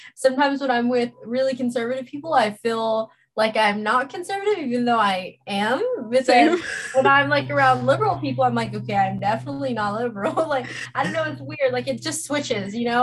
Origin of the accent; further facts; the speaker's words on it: Los Angeles, California, United States; also born or lived in Orange County, California; I'm born and raised in Los Angeles, California recently moved to Orange County